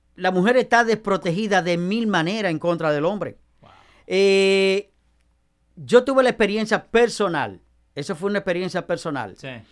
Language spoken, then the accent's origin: Spanish; Nagua, María Trinidad Sánchez, Dominican Republic; en mi pueblo, en mi pueblo, eh, en Nagua